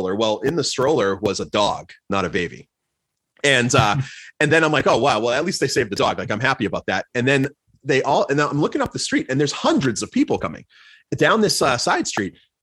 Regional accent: Plymouth, Massachusetts, United States; moved away; I grew up in Plymouth, Massachusetts

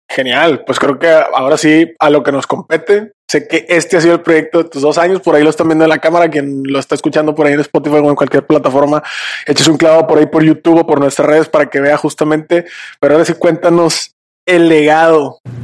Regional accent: Monterrey, Nuevo León, Mexico; Somos regiomontanos 100% por acá

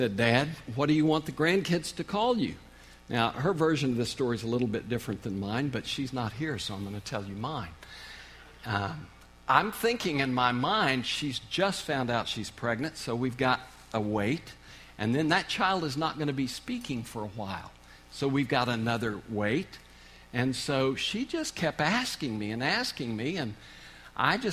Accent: Oklahoma, United States; moved away as an adult; now in Kansas, United States; I grew up in Oklahoma, so I'm an Okie. I don't know if I've kept any of that accent or not, but we've been in Kansas the last 31 years

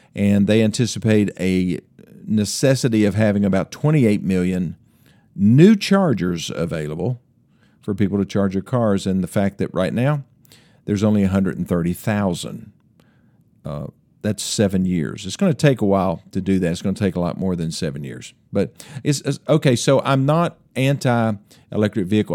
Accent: Greeneville, Tennessee, United States; my hometown of Greenville, Tennessee

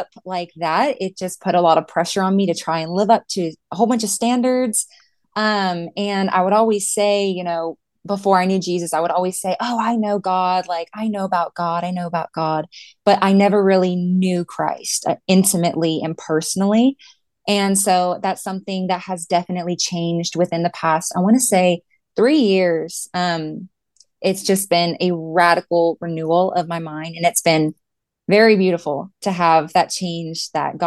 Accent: San Antonio, Texas, United States; I have been born and raised in San Antonio, Texas. I've lived here my whole life

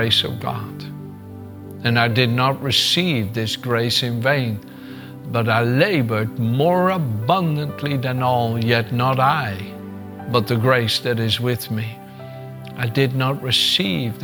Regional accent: Netherlands; moved away as an adult; also born or lived in Gouda; In Holland, that I was born in the Netherlands and raised for the first 26 years of my life

